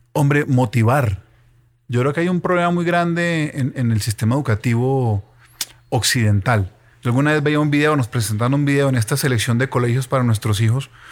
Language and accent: Spanish; Ibagué, Tolima, Colombia; yo soy de Ibagué